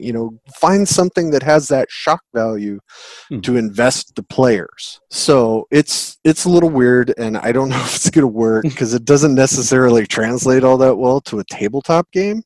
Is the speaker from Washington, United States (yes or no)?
yes; Seattle, Washington, United States; I'm from Seattle, Pacific Northwest